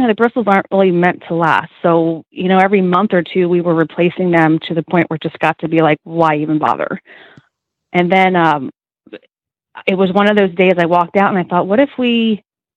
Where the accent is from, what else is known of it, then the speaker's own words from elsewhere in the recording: Zionsville, Pennsylvania, United States; I am from the thriving metropolis of Zionsville, Pennsylvania